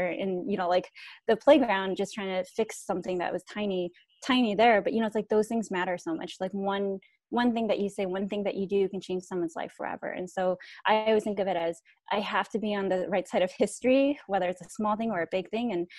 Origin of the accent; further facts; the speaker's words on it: Thailand; born there; So I'm a Hmong American refugee. I was born in Thailand, but I'm not Thai. So we are a stateless nation of people.